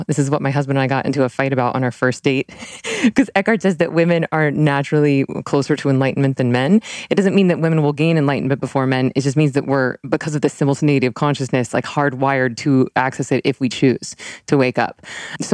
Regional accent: Tallahassee, Florida, United States; I was raised Southern Baptist in Tallahassee, Florida

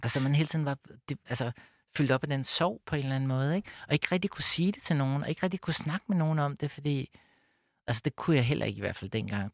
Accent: Copenhagen, Capital Region of Denmark, Denmark; jeg voksede op ude på Amager

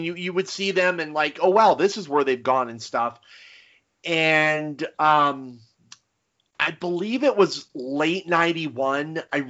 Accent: near Los Angeles, California, United States; growing up near Los Angeles

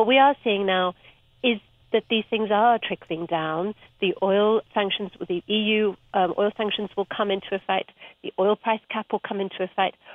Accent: Cape Town, Western Cape, South Africa; moved away; I grew up in Cape Town and I was there for the 1980s

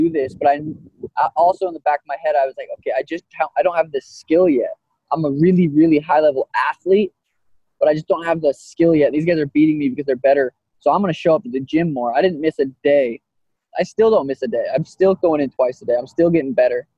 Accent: Helena, Montana, United States; now in Phoenix, United States; we're both from Montana. He's from Great Falls. I'm from Helena

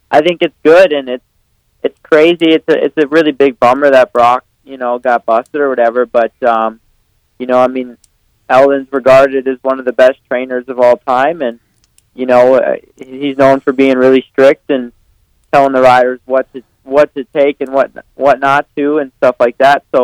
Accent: Millville, Minnesota, United States; now in Cortez, United States; here in Cortez, Colorado, it's um, uh, it kind of reminds me of growing up in Millville.

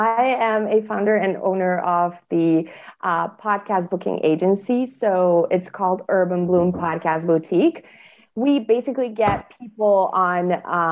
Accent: Bosnia & Herzegovina; in my country, I come from Bosnia and Herzegovina, which is a small country in Europe

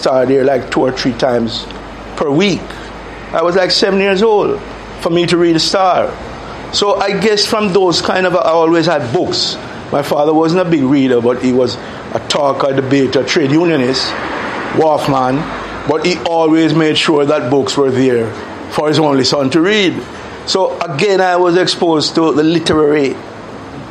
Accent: Kingston, Jamaica; So we moved from West Kingston all the way over to East Kingston. And I grew up in Raytown, Rallington Town, Franklin Town, Vineyard Town.

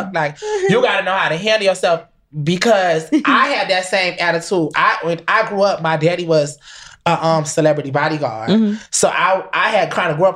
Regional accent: Connecticut, United States; I'm from Connecticut

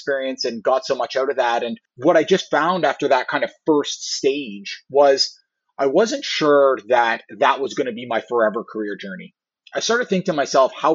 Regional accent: Toronto, Ontario, Canada; I grew up in the Toronto area

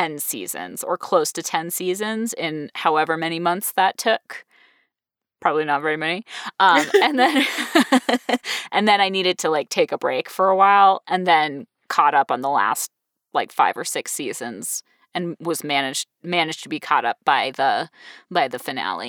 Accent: New England, United States; being from New England, we're not too far away from there

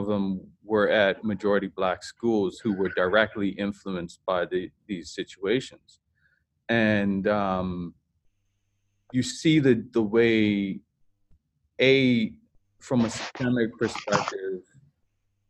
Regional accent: Bermuda; I was from Bermuda

